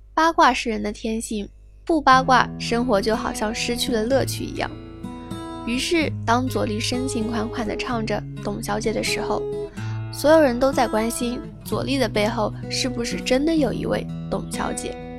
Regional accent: China; 作为一个中国人

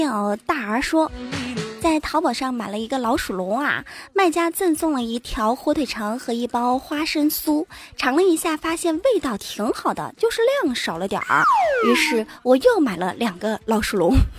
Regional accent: Enshi, Hubei, China; accent: Enshi dialect; also born or lived in Wenzhou; 我用我们这儿方言说，恩师方言，湖北恩师啊

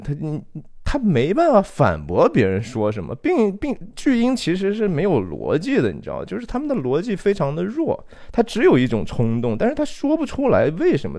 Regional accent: China; 我们中国人不太喜欢讲这个罪哈

